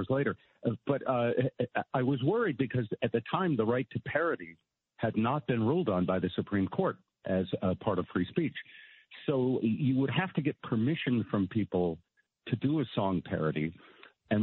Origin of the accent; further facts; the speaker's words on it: Connecticut, United States; I was growing up in Connecticut